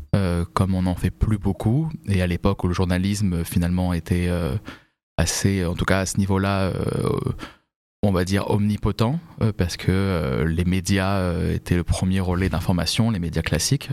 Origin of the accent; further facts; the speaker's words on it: Vincennes, Île-de-France, France; J'ai grandi à Paris. J'ai grandi à Vincennes, en réalité